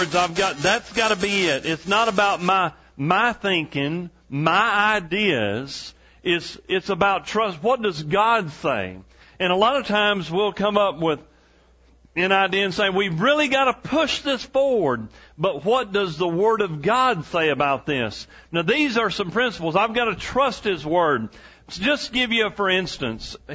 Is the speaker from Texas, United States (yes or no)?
yes; East Texas, United States; where I grew up in East Texas